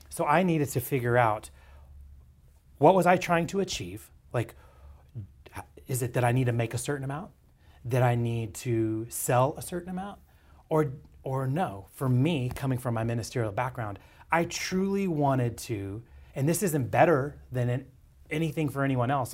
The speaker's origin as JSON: {"language": "English", "town": "Dallas", "region": "Texas", "country": "United States", "tie": "born or raised there", "said": "I was basically born and bred in East Dallas and then Lake Highlands."}